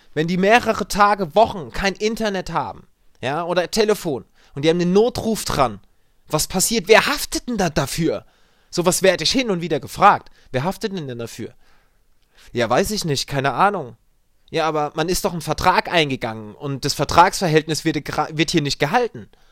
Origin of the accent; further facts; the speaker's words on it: Germany; Wir haben hier einige bei uns in Deutschland